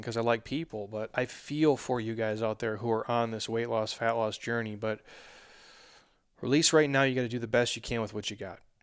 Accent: Minnesota, United States; now in Arizona, United States; I'm from Minnesota

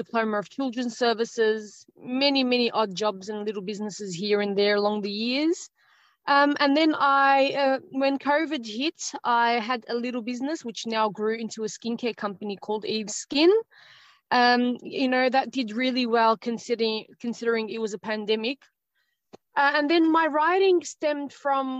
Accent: Australia; I'm Australian. I was born in Australia, born and raised here in Australia

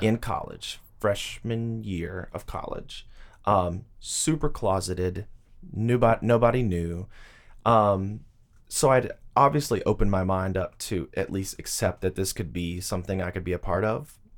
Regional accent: Tuscaloosa, Alabama, United States; moved away as an adult; now in Nashville, United States; the University of Alabama is in my hometown

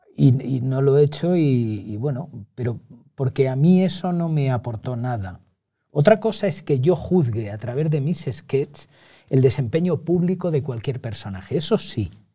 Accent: Montiel, Castilla-La Mancha, Spain; moved away as an adult; now in Madrid, Spain; yo he tenido la gran fortuna de nacer en Montiel, criarme en Montiel, hasta que llego al servicio militar y ya me vengo a Madrid

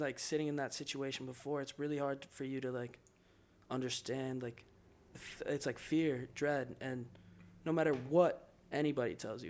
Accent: Ireland; Obviously, I'm an Irish boy.

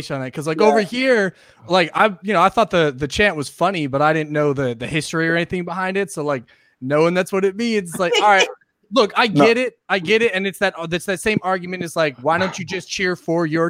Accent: United Kingdom; As a British nationalist here

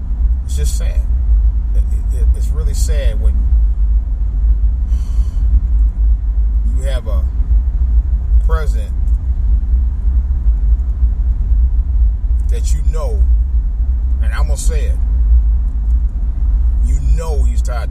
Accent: Cleveland, Ohio, United States; moved away; I grew up around East Cleveland, Ohio. I really consider East Cleveland my home, but although, you know, I was born in Cleveland

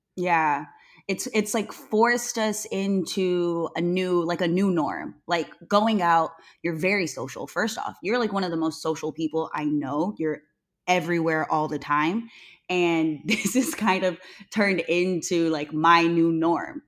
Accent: Newman, California, United States; I grew up in Newman, and a lotta people don't even know where Newman is. I call it Two Stoplight, California

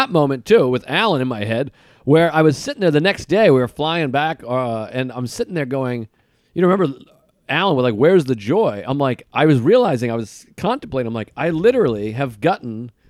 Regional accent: Boston, Massachusetts, United States; We're both comics from Boston with mutual friends.

